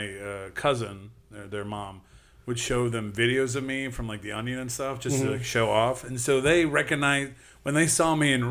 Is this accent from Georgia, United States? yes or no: no; Livonia, Michigan, United States; moved away; And I'm from the Detroit area, Livonia.